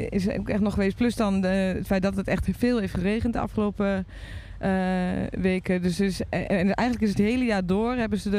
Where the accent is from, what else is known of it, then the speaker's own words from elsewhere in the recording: Netherlands; Wij zijn al... gewoon ook best wel verwend als Nederlanders